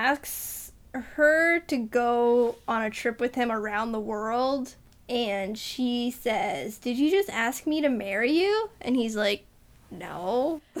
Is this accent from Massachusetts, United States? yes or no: yes; Massachusetts, United States; I'm from Massachusetts.